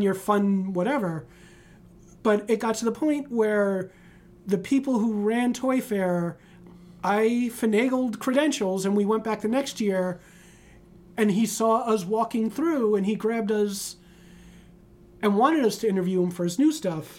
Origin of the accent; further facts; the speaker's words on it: New York City, New York, United States; I grew up in the Bronx